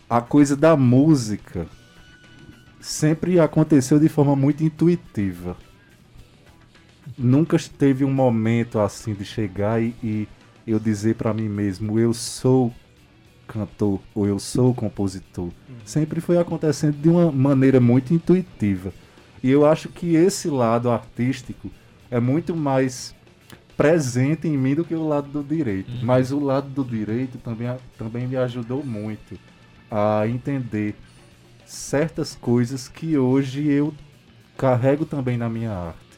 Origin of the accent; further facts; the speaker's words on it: Pombal, Paraíba, Brazil; Eu sou da cidade de Pombal, que fica no Alto Sertão da Paraíba, ali perto de Patos, Aparecida, Souza.